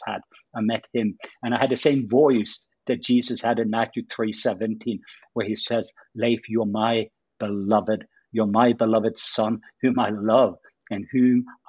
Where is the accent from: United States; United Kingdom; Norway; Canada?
Norway; moved away; I'm from Norway. So that's my Norwegian background